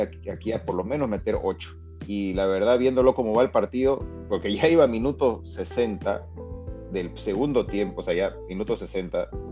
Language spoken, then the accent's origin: Spanish; Bolivia; como también boliviano